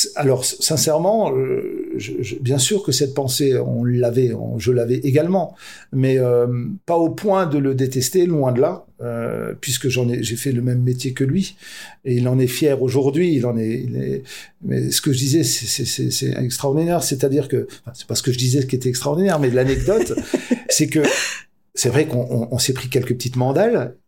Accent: France; suis originaire de l'Elzo. C'était un quartier où il y avait de la délinquance

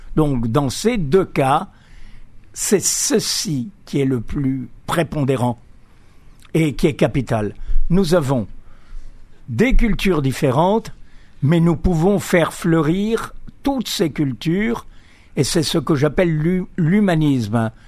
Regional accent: Algiers, Algeria; moved away; also born or lived in Greece; j'ai grandi en Algérie. Hein. Je suis né en, à Alger

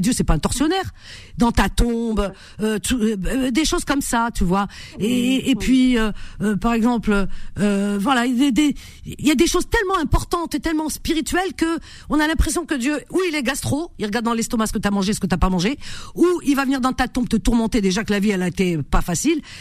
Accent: Algeria; now in France; C'est mon pays, de euh, voilà, euh, de mes parents

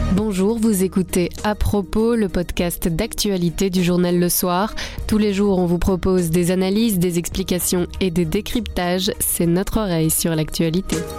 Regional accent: Belgium; Chez nous en Belgique

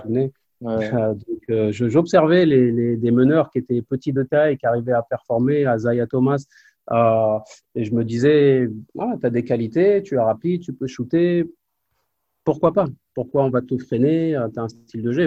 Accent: Évreux, Normandy, France; moved away as an adult; also born or lived in Nancy / Spain / Málaga / Charleroi; je suis d'Évreux, moi, du quartier de la Madeleine

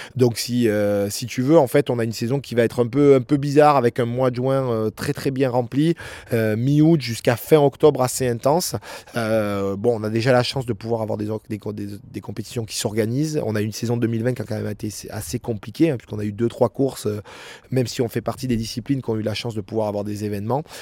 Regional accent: La Grave de Peille, Provence-Alpes-Côte d'Azur, France; j'ai grandi avec euh, à la Grave de Paye

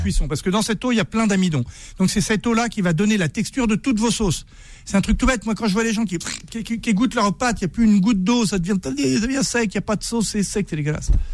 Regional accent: Berry, Centre-Val de Loire, France; je suis du Berry

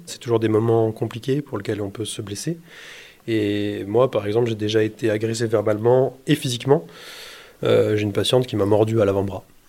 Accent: Bourgogne-Franche-Comté, France; moved away as an adult; also born or lived in Besançon; now in Saint-Étienne, France; je suis originaire de Franche-Comté

